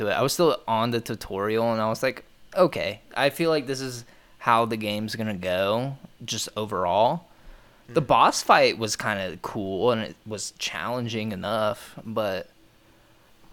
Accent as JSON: {"language": "English", "town": "Lewisburg", "region": "Ohio", "country": "United States", "tie": "born or raised there", "said": "the hometown we grew up in, or at least I grew up"}